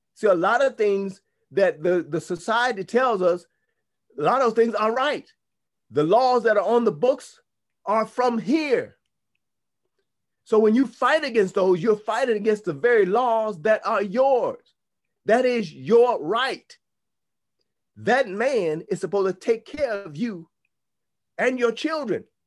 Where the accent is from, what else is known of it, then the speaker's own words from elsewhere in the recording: United States; because we grew up in the United States of America, we grew up in Rome, our mindset is European